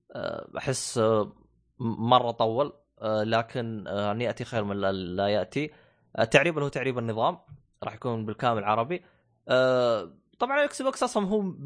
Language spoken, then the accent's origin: Arabic; Saudi Arabia; عندنا في السعوديه